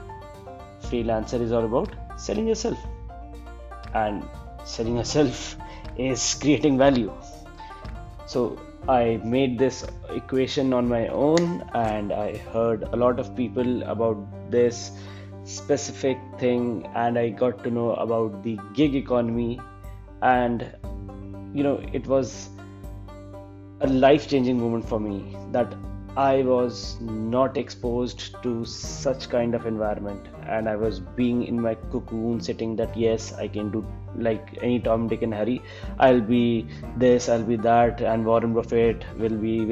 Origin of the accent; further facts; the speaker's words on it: Chandigarh, India; I am from Chandigarh.